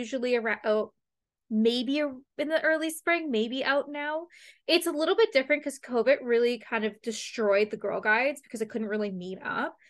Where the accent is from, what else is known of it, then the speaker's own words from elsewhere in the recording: London, Ontario, Canada; I'm from London, from London. So obviously mm. I'm a London Knights fan.